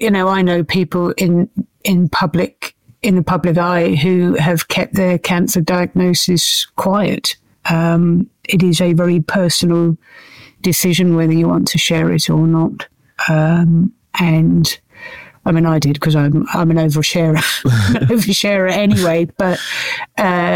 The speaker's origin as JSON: {"language": "English", "country": "United Kingdom", "said": "we are British"}